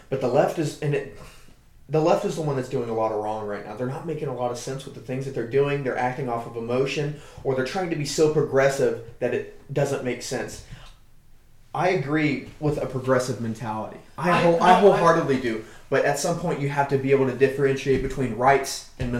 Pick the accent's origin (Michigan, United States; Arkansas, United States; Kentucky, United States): Arkansas, United States; I'm from Arkansas